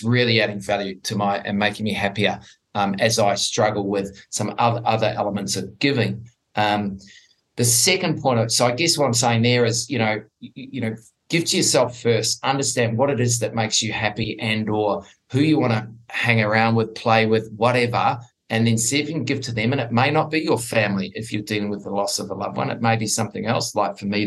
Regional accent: New Zealand; now in Sydney, Australia; I am originally from New Zealand

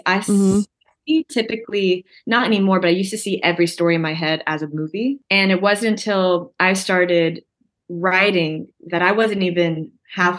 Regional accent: Chattanooga, Tennessee, United States; I'm from Chattanooga, born and raised.

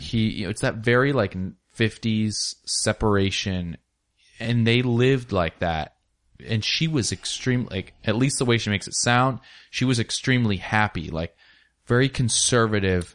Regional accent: Ellensburg, Washington, United States; I was raised in Ellensburg, Washington, small town

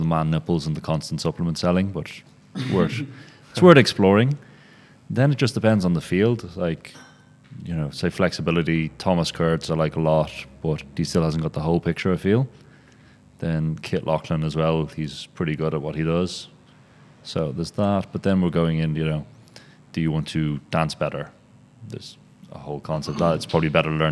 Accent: Ireland; now in Berlin, Germany; I'm Irish.

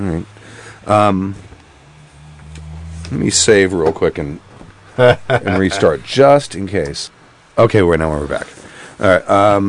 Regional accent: Texas, United States; moved away; I started listening a couple months ago when I originally made the long drive out here from my home state of Texas

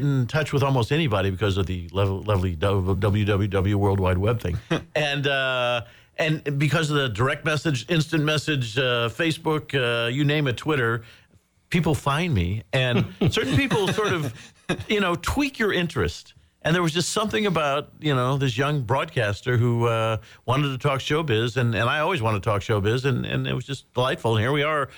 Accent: Indiana, United States; moved away as an adult; growing up in Indiana

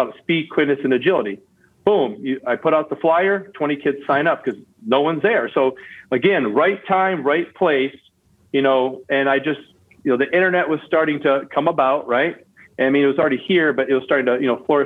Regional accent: Lansing, Michigan, United States; my gym I grew up at in Lansing

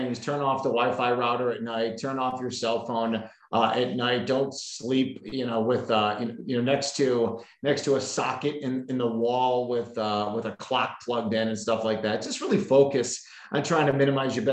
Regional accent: Chicago, Illinois, United States; now in Arizona, United States; my hometown of Chicago

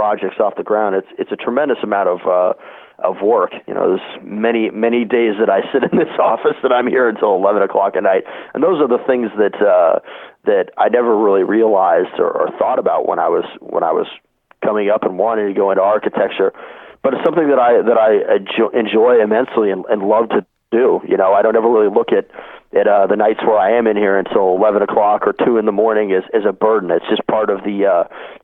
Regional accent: Corvallis, Oregon, United States; I grew up in the Corvallis, Albany area, where Oregon State is where I ended up going to school.

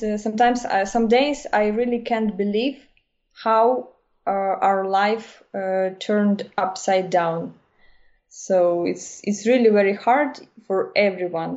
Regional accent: Kyiv, Ukraine; English is a second language; moved away as an adult; now in Germany; I'm from Kiev

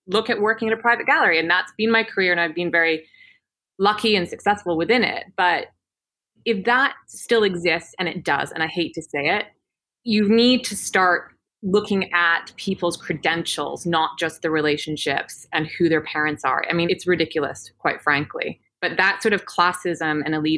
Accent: Peachland, British Columbia, Canada; moved away as an adult; now in London, United Kingdom; I'm from a tiny little town called Peachland in Canada

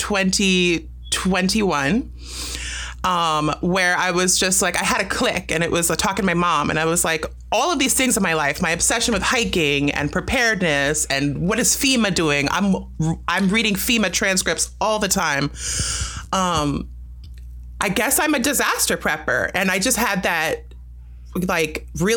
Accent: United States; I was born in America, but my parents were both from Jamaica and met at a party in New York

